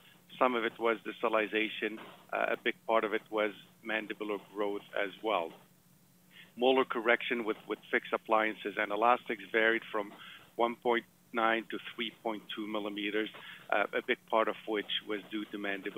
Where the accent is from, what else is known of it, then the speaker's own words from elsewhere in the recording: Montreal, Quebec, Canada; moved away; I'm originally from Montreal.